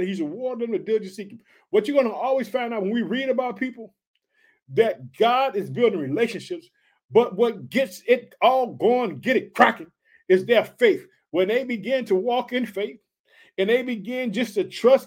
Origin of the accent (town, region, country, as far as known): Chicago, Illinois, United States